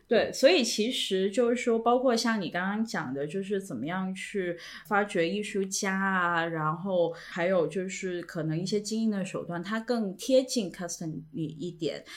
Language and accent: Chinese; China; 我们中国人